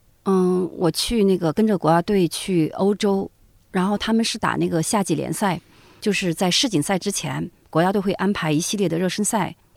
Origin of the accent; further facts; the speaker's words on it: Zigong, Sichuan, China; 我作为一个字二代，因为我父母亲不是自贡人，其实我很多自贡话，我就当地的俚语什么的，我都不太会讲。哦，我讲的自贡话是最接近于普通话的